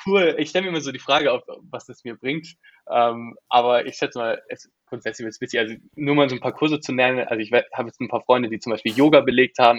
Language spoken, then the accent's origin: German; Germany; moved away as an adult; now in United States; wir als Deutsche